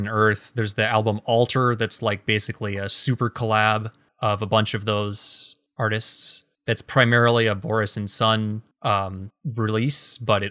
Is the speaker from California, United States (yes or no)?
no; Seattle, Washington, United States; I'm from Seattle